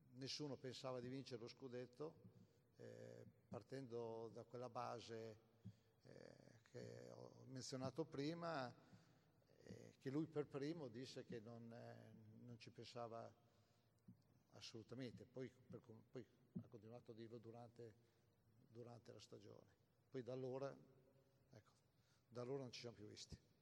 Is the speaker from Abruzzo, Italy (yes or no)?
no; Cesenatico, Emilia-Romagna, Italy; sono tornato sempre con mia moglie a Cesenatico perché il giorno successivo avevo l'appuntamento con tutti i giornalisti di calcio che venivano a Cesenatico, al mio paese